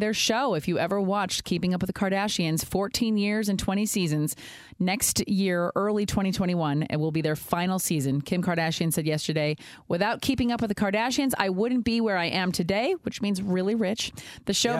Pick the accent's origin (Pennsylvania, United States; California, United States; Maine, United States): California, United States; the Bay Area; I've lived in the Bay my whole life